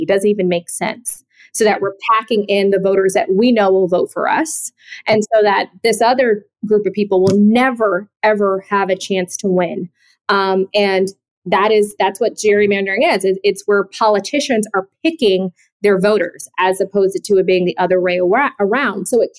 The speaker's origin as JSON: {"language": "English", "town": "Atlanta", "region": "Georgia", "country": "United States", "said": "I'm from Atlanta. John Lewis was my congressman, like my entire life, basically."}